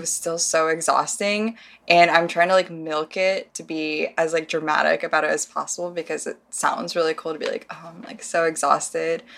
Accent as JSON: {"language": "English", "region": "Midwest", "country": "United States", "moved": "yes", "said": "I'm from the Midwest"}